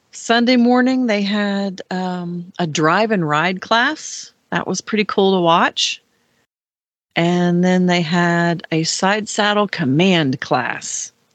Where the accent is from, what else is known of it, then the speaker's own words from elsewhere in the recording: Ohio, United States; Ohio, my home state